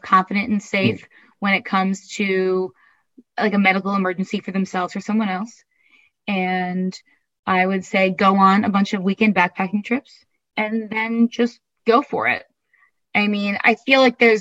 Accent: Eastern Massachusetts, United States; I grew up in Eastern Massachusetts, about an hour and a half south of Boston.

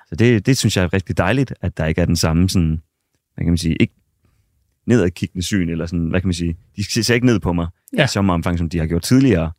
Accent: Sæby, North Denmark Region, Denmark; i fodboldklubben i Sæby, hvor jeg kommer fra

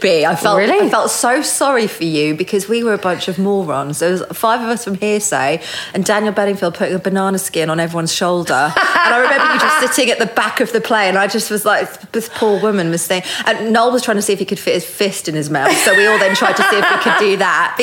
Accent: Norfolk, East of England, United Kingdom; having spent most of my time growing up in Norfolk

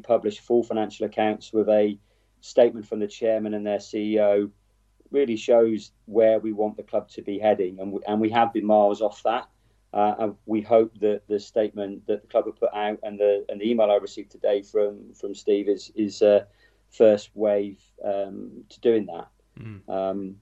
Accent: Wroughton, South West England, United Kingdom; I grew up in Rorton

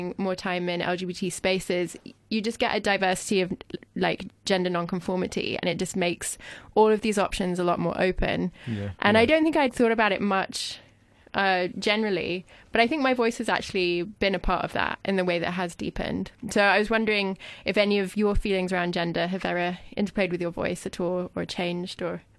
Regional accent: France; English is a second language; now in United Kingdom; I'm French, and I know that, I mean, I'm also French, and I'm also British, but when in French, my accent is slightly British sounding. I don't feel that I have that much of an accent in English.

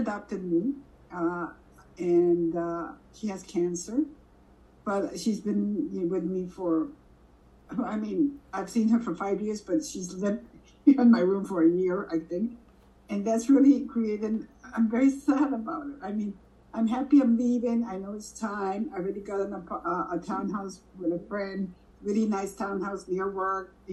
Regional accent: Mexico City, Mexico; moved away as an adult; also born or lived in Washington, D.C.; now in United States; We lived in Mexico City and I would spend summers in the States

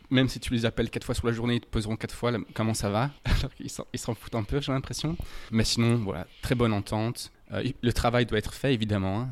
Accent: Louvain-la-Neuve, Wallonia, Belgium; moved away as an adult; now in Cairns, Australia; je viens de Louvain-la-Neuve une ville universitaire à 20 minutes au sud de Bruxelles.

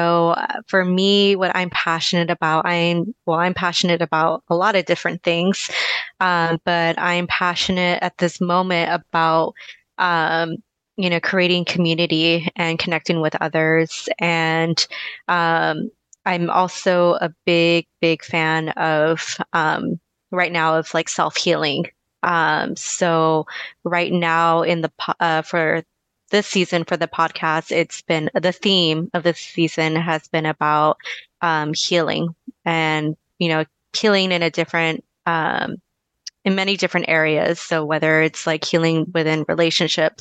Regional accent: Oceanside, California, United States; I am from Oceanside, California. So I'm California born and raised.

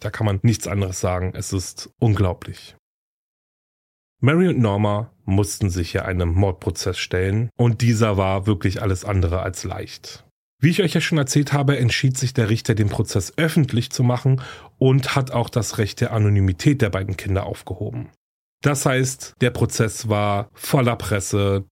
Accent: Germany; hier bei uns in Deutschland

